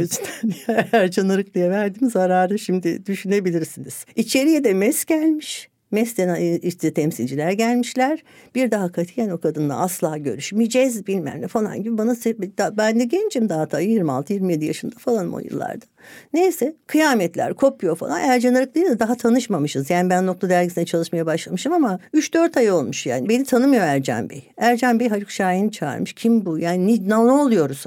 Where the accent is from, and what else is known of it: Ankara, Turkey; born or raised there; moved away as an adult